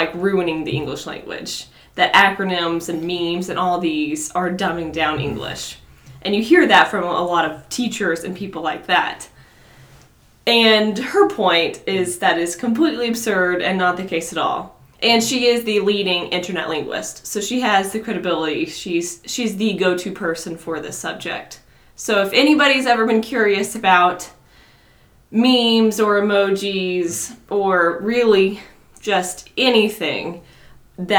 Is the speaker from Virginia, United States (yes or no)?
no; Bushland, Texas, United States; I grew up in Bushland